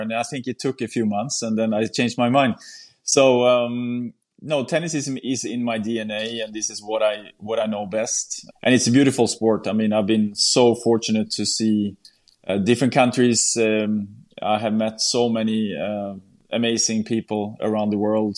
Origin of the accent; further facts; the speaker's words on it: Sweden; my hometown in Sweden